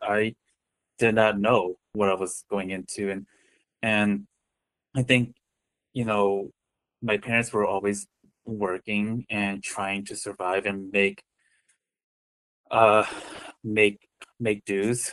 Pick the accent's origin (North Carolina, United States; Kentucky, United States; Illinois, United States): Illinois, United States; Westmont; also born or lived in Lisle, Illinois / Korea / Chicago; I grew up in the Chicagoland area. I I was born in a town, uh, Lisle, Illinois, which is like about 40 minutes west of Chicago, and I lived in Westmont starting at five years old and into my adult years